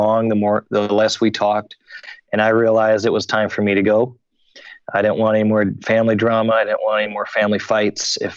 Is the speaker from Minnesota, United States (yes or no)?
yes; Hutchinson, Minnesota, United States; I grew up in Hutchinson, Minnesota, 1 hour straight west of Minneapolis